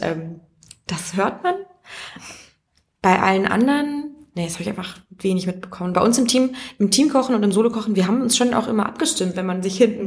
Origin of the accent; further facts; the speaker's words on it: Mecklenburg-Vorpommern, Germany; ich komme aus einem kleinen Dorf in Mecklenburg